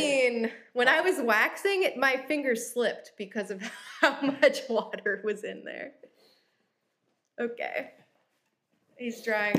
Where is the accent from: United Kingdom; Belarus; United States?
United States; South Florida; I'm from South Florida